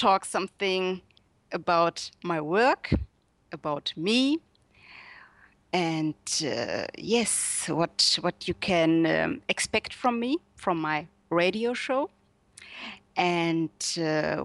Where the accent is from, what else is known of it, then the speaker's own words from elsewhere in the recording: Germany; accent: German; English is a second language; I was born and raised in Germany, and currently I'm living in Munich.